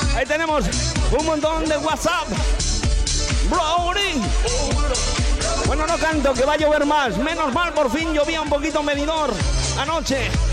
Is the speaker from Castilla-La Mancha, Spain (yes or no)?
yes; Pedro Muñoz, Castilla-La Mancha, Spain; now in Benidorm, Spain; mi pueblo. Para Pedro Muñoz en la provincia de Ciudad Real